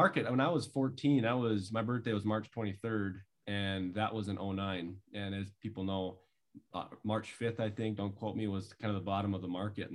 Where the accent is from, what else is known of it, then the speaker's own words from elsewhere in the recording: north of Minot, North Dakota, United States; grew up with five siblings. There's six of us on a family farm north of Minot, North Dakota, by the Canadian border.